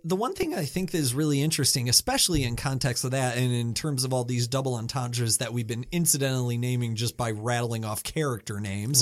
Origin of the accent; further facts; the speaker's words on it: United States; I'm American